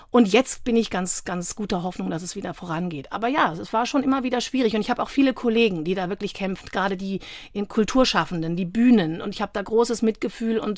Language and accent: German; Freiburg, Baden-Württemberg, Germany; Ich komme ja ursprünglich aus Freiburg.